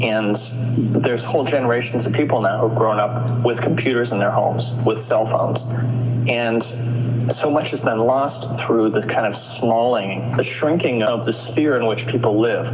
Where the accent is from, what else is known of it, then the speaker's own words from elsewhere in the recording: United States; as an American kid